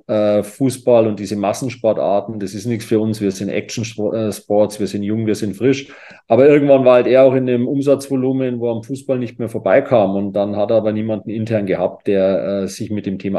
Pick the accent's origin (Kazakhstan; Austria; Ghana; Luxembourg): Austria; Kitzbühel, Tyrol; Aber wenn wir so einen klassischen Tag in Kitzbühel nehmen, das ist ja meine Heimat